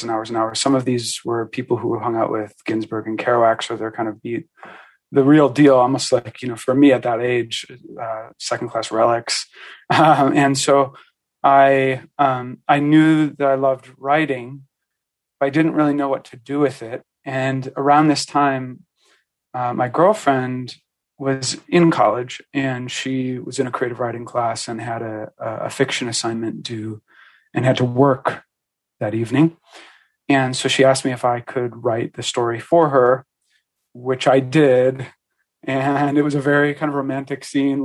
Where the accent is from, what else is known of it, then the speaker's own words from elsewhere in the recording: Milwaukee, Wisconsin, United States; moved away as an adult; So I was born and raised in Milwaukee, Wisconsin